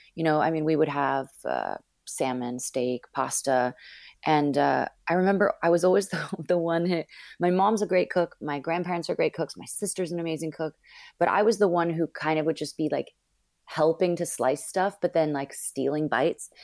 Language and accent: English; Northern California, United States; also born or lived in Los Angeles / Miami; now in Brooklyn, United States; I was born and raised in Northern California